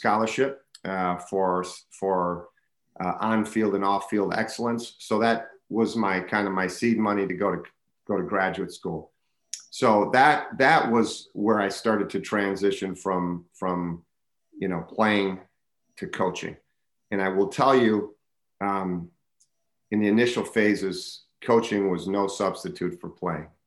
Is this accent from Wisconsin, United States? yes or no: yes; Racine, Wisconsin, United States; I'm a Wisconsinite, born and raised in Racine, Wisconsin